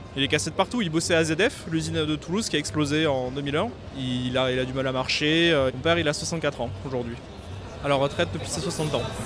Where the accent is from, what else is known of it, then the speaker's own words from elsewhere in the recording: United States; French is a second language; now in France; je suis étranger